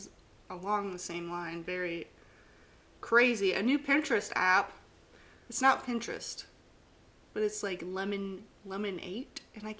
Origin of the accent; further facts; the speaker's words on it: East Tennessee, United States; I grew up in East Tennessee.